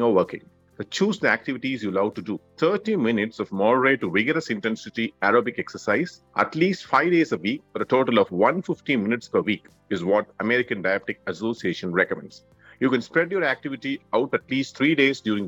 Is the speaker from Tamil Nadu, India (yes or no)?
yes; Madurai, Tamil Nadu, India; I'm from Madurai.